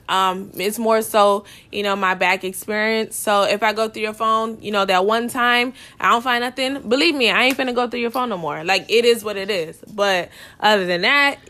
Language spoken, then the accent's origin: English; Fort Lauderdale, Florida, United States; I'm from Lauderdale.